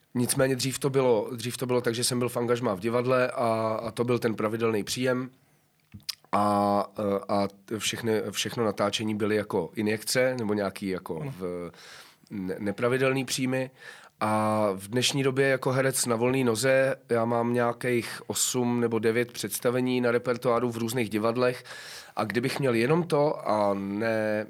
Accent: a village near Brno, South Moravian Region, Czechia; also born or lived in Hradec Králové; now in Prague, Czechia; já jsem původem eh, z vesnice kousek od Brna, takže je to mm. pro mě jako, jako návrat domů

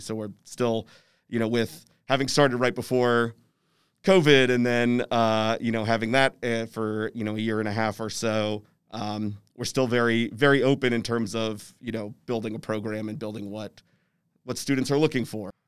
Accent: Louisville, Kentucky, United States; moved away as an adult; also born or lived in Los Angeles / New York; I'm originally from Louisville

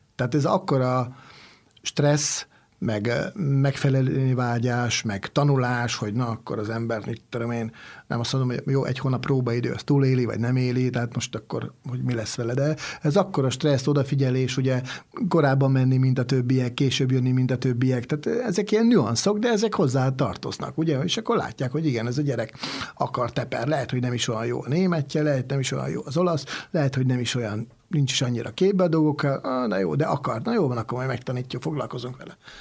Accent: Hungary; also born or lived in Italy; én Magyarországról

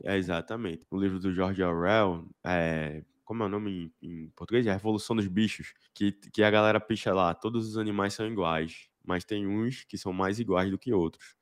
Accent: Recife, Pernambuco, Brazil; Eu sou aqui de Recife também

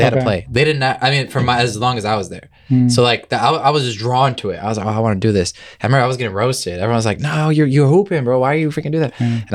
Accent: Illinois, United States; I was born here

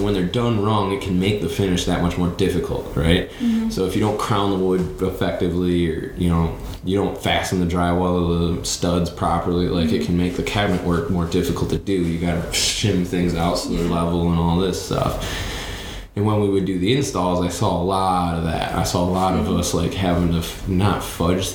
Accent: Grand Rapids, Michigan, United States; moved away as an adult; now in Texas, United States; I'm from West Michigan, the Grand Rapids area

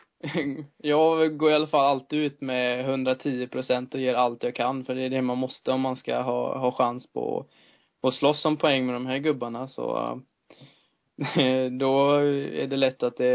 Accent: Sweden; det är svårt att eh, som svensk komma och, komma och slå dem då.

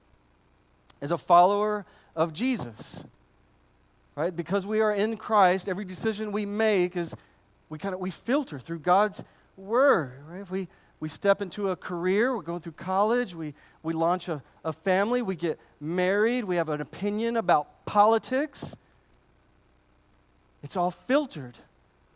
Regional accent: United States; As an American, in my American culture of pull yourself up by your bootstraps

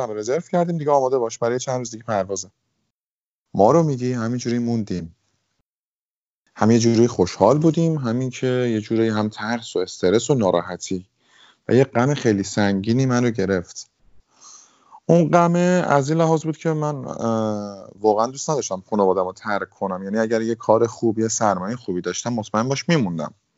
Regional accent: Tehran, Tehran Province, Iran; moved away as an adult; also born or lived in Italy; now in London, United Kingdom; توی تهران بودم بزرگ شده تهرانم

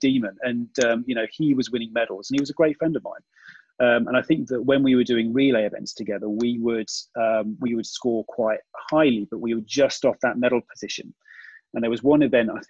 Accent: United Kingdom; we, being British

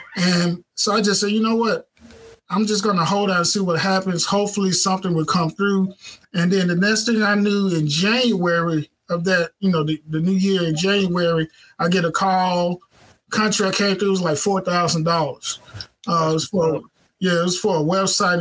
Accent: Clarksdale, Mississippi, United States; moved away as an adult; now in Southaven, United States; we were living in, um, in a, in Clarksdale, Mississippi. That's where I'm from. That's my hometown.

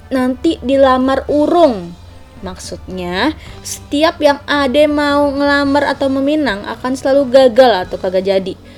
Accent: Jakarta, Indonesia; Nah, gue kan anak Betawi nih dan gue banyak mempelajari soal budaya-budaya Betawi.

